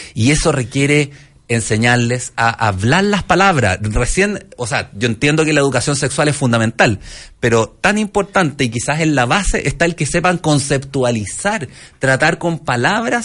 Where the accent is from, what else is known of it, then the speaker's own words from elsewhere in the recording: Valparaíso, Chile; Yo soy de Valparaíso